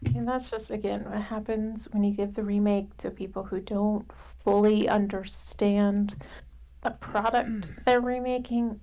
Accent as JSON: {"language": "English", "region": "Southern California", "country": "United States", "tie": "born or raised there", "said": "I grew up in Southern California"}